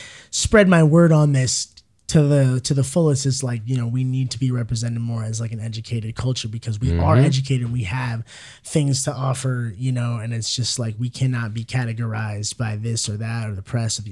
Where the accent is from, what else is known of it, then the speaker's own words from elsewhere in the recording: Skokie, Illinois, United States; now in Southern Oregon, United States; I grew up in North Shore, Chicago, in a place called Skokie, Illinois